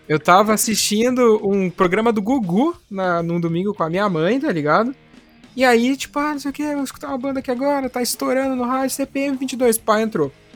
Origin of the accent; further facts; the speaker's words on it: interior of São Paulo, Brazil; moved away as an adult; now in Guarapuava, Brazil; eu não sou de, de Guarapuava, no Paraná, onde eu estou conversando com vocês agora, né? Eu sou do interior de São Paulo